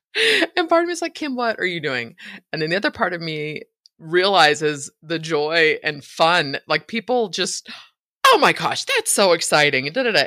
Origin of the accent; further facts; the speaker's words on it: San Francisco, California, United States; moved away as an adult; now in Idaho, United States; I was born in San Francisco, raised in Northern California